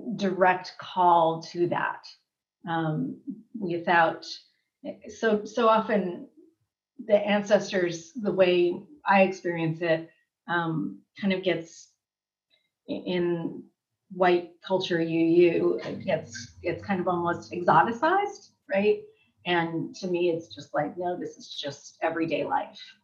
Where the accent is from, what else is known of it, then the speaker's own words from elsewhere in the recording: Southern California, United States; I'm from Southern California